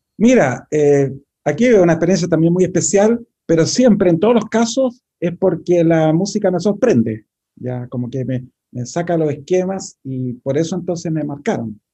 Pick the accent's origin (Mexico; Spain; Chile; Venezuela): Chile; nosotros que somos compositores chilenos